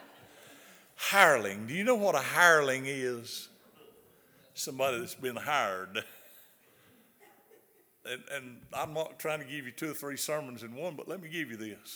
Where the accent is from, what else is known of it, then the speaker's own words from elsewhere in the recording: the South, United States; accent: southern; my southern accent.